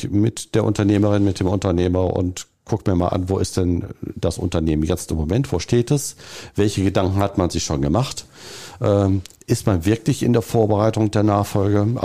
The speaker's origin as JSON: {"language": "German", "region": "North Rhine-Westphalia", "country": "Germany", "said": "Und als Ostwestfale ist man immer so im Understatement-Modus und sagt das eher nicht. Aber Ostwestfale ich"}